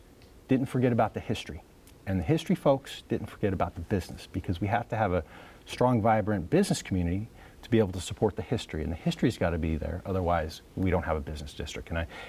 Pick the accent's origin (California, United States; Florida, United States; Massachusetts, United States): California, United States; Sacramento; I grew up in Sacramento